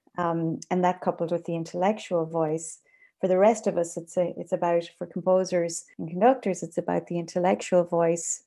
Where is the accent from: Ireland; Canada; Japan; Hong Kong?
Ireland; I am an Irish composer